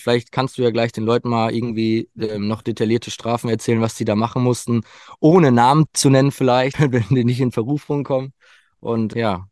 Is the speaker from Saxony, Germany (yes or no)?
no; Sauerland, near Winterberg, North Rhine-Westphalia, Germany; ich komme aus dem Sauerland, Nähe Winterberg.